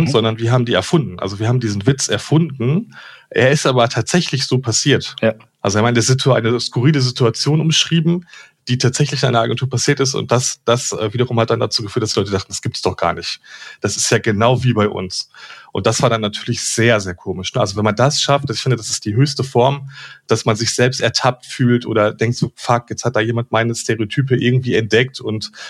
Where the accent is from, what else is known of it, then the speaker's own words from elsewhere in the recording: North Rhine-Westphalia, Germany; und ich komme aber aus dem Ruhrgebiet